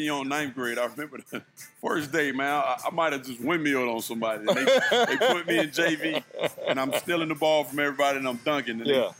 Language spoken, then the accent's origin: English; East Point, Georgia, United States; I was practicing with East Point Because I'm from East Point, Georgia, okay. South Side Atlanta.